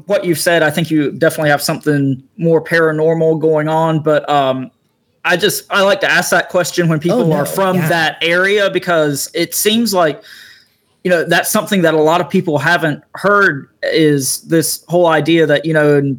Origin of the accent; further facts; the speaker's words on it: Eastern North Carolina, United States; also born or lived in Raleigh, North Carolina; I grew up in Eastern North Carolina. I currently live in Raleigh